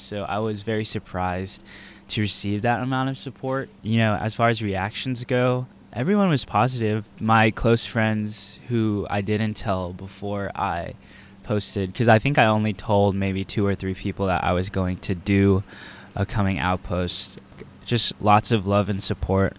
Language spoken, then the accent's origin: English; Texas, United States; moved away as an adult; now in Virginia, United States; I'm from Texas